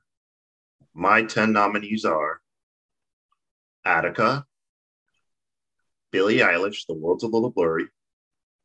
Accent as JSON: {"language": "English", "country": "Nigeria", "said": "I'm Nigerian."}